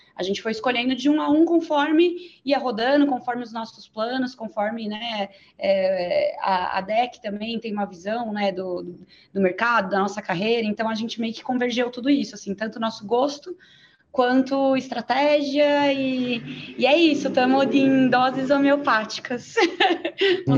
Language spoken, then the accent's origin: Portuguese; São Bernardo do Campo, São Paulo, Brazil; Eu nasci, na, nasci em São Bernardo